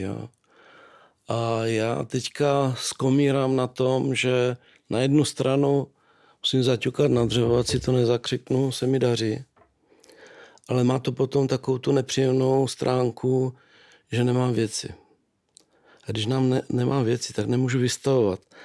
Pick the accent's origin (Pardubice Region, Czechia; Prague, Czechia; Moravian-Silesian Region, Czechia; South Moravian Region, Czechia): Moravian-Silesian Region, Czechia; Nový Jičín; also born or lived in Rožnov pod Radhoštěm; narodil jsem se v Novém Číně